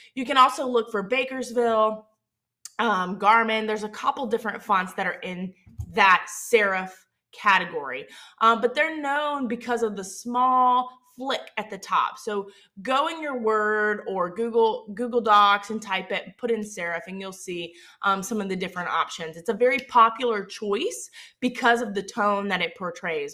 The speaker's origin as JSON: {"language": "English", "region": "Southern Mississippi", "country": "United States", "accent": "Southern Mississippi", "said": "my Southern Mississippi accent"}